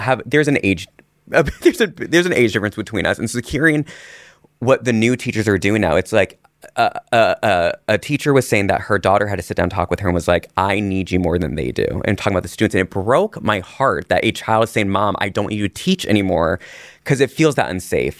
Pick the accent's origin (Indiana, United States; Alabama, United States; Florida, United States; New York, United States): Indiana, United States; I grew up in Indiana